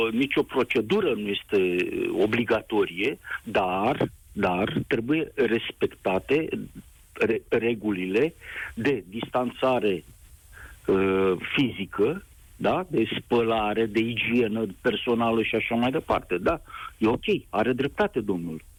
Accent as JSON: {"language": "Romanian", "country": "Romania", "also_born_or_lived": "Bucharest", "said": "Sunt român, trăiesc în"}